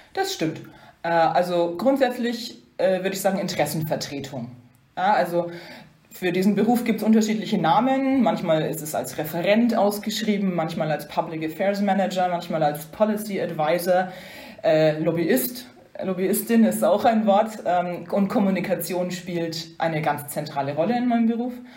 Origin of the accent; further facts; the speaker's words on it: Upper Franconia, Bavaria, Germany; moved away as an adult; now in Brussels, Belgium; ich komme ja aus der Gegend, äh, wie man hört. Ähm, bin ursprünglich aus Oberfranken, gar nicht so weit weg von Bayreuth aufgewachsen